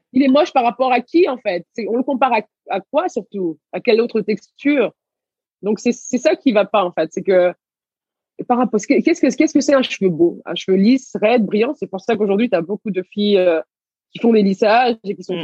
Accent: Garges-lès-Gonesse, Île-de-France, France; also born or lived in Senegal / Levallois-Perret; j'ai grandi à Gargigonès

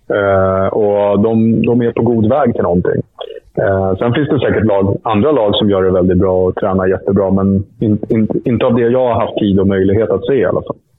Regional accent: Sweden; also born or lived in Stockholm; här hemma i Sverige

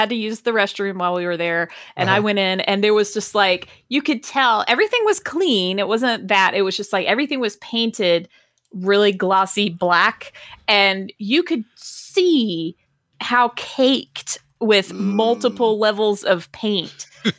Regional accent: Athens, Georgia, United States; I grew up in Athens. Like, that's where I, that's like my hometown. And I also, you know, I went to UGA.

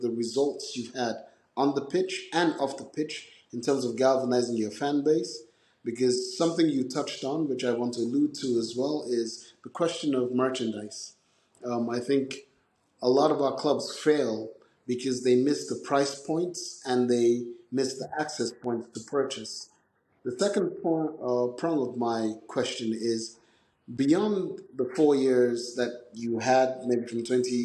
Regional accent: Cameroon; I come from Cameroon

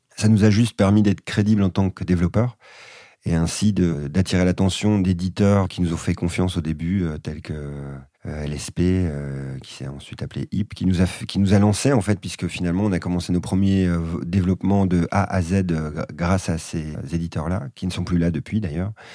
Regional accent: France; now in Bordeaux, France; en tant qu'occidental, euh, français, et notamment en vivant à Bordeaux

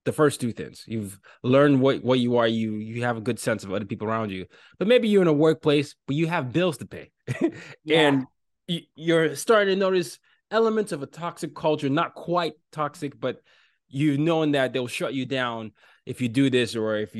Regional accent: Lagos, Nigeria; also born or lived in Northern Virginia; now in New York City, United States; my hometown, Lagos, Nigeria

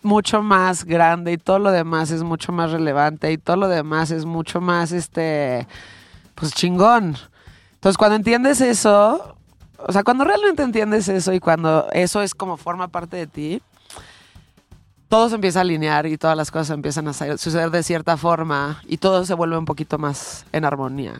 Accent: Mexico; yo nací en México

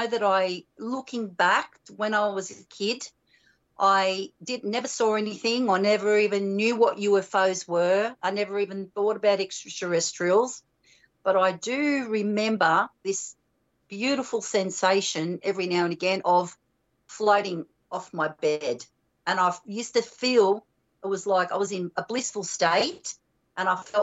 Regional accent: Australia; growing up in Australia

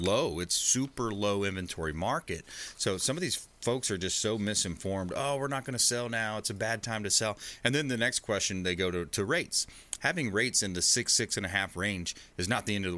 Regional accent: LaBelle, Florida, United States; now in Tampa Bay, United States; I grew up in Southwest Florida, a small town called LaBelle, just east of Fort Myers.

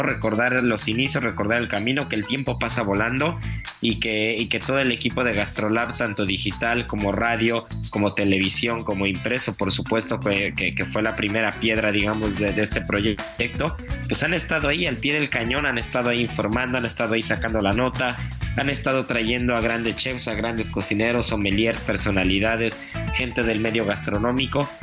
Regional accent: Mexico; como buen mexicano

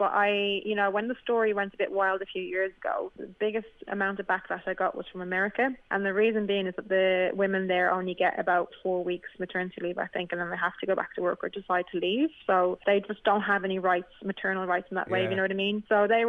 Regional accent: Dublin, Leinster, Ireland; now in United Kingdom; I'm from Temple Oak in Dublin.

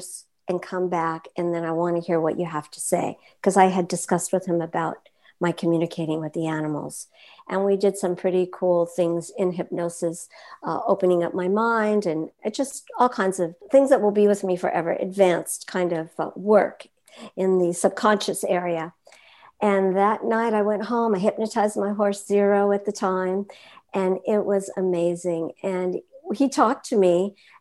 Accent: Los Angeles, California, United States; I grew up in Hollywood

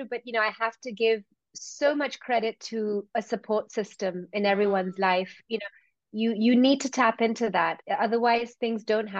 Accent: India; It has played a big role in my life, especially as an Indian girl.

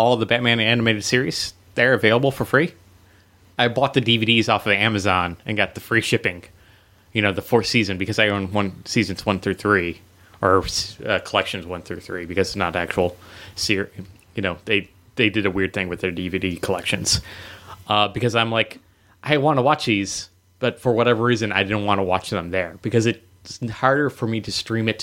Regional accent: United States; We live in the United States.

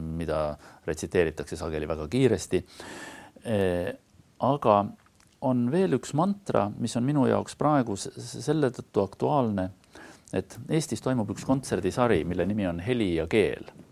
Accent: Estonia; first language Estonian; ma olen ikkagi täiesti eestlane

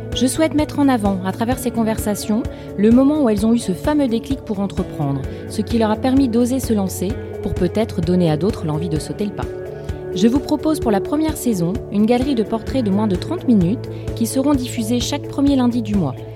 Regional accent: Lille, Hauts-de-France, France; Je suis lilloise

